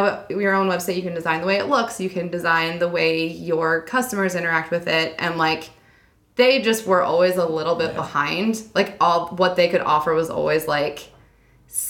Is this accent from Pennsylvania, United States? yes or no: yes; Pennsylvania, United States; I grew up in Pennsylvania.